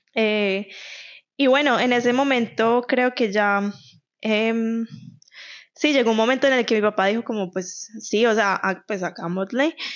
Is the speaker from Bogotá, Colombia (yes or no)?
no; Medellín, Antioquia, Colombia; moved away as an adult; now in Canada; yo soy de Medellín